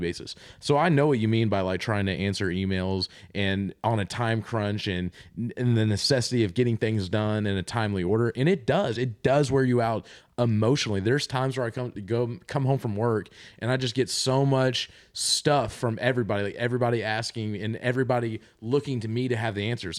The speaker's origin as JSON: {"language": "English", "region": "Kentucky", "country": "United States", "moved": "as an adult", "lives_now": "Nashville, United States", "said": "I'm I'm from Kentucky and I l- currently live and work in Nashville"}